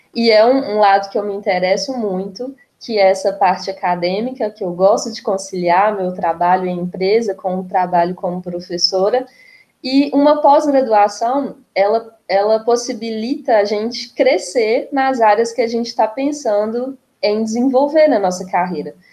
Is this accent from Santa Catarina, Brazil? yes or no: no; Itabira, Minas Gerais, Brazil; also born or lived in Viçosa / Pará; eu sou de Itabira, então, que é uma cidade muito mineradora, tem uma presença grande da Vale aqui, então eu cresci nesse universo